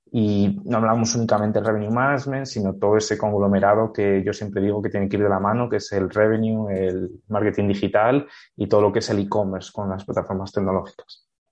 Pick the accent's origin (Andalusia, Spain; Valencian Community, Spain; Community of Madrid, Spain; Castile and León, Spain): Castile and León, Spain; Salamanca; also born or lived in Bolivia / Costa Rica; Yo soy de aquí de Salamanca